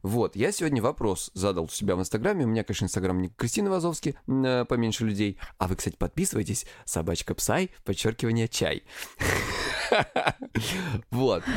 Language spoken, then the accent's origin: Russian; Krasnodar Krai, Russia; я с Кубани